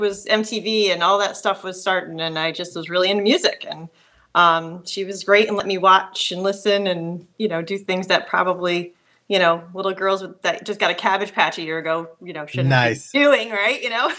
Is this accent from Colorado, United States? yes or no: no; Schenectady, New York, United States; now in Clifton Park, United States; Schenectady. Live in Clifton Park, which is Saratoga, Saratoga area.